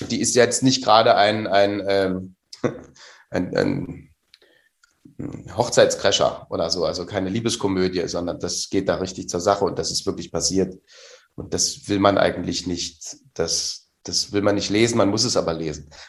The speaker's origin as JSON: {"language": "German", "region": "Saxony", "country": "Germany", "said": "mir hat das als Sachse geholfen, diese Vokalverschiebung äh, äh, äh, zu hören den ganzen Tag."}